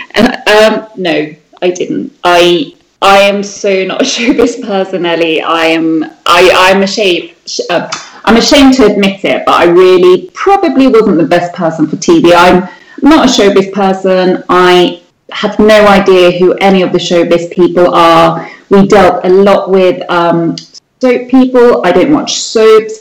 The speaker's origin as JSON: {"language": "English", "country": "Sweden", "tie": "born or raised there", "moved": "as an adult", "said": "the place where I was born in Sweden is a very, very entrepreneurial place"}